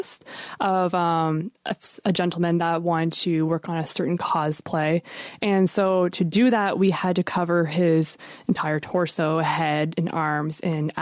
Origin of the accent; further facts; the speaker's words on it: Shelburne, Nova Scotia, Canada; moved away as an adult; now in Halifax, Canada; I'm originally from the South Shore, from a little town called Shelburne.